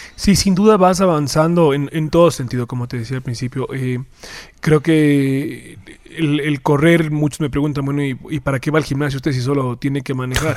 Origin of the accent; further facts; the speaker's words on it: Ecuador; somos menos los ecuatorianos